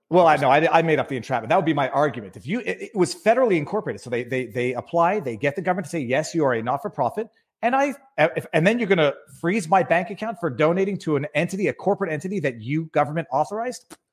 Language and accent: English; Canada; I'm Canadian people, but I am in Florida